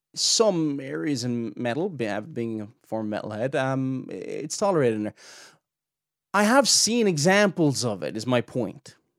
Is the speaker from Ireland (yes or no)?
yes; near Cork City, Munster, Ireland; I'm not from Cork City, but I'm from near Cork City, from the south of Ireland.